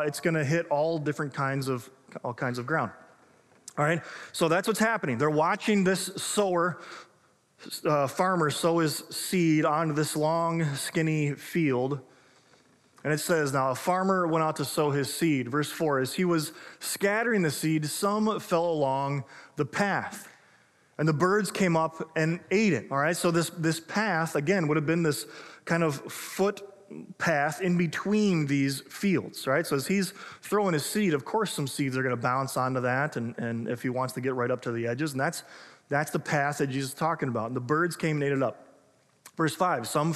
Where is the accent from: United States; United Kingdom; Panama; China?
United States; Illinois; now in Minnesota, United States; I grew up in Illinois